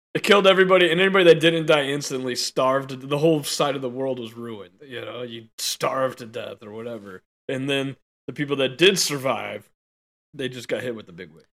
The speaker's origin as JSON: {"language": "English", "country": "United States", "said": "as an American"}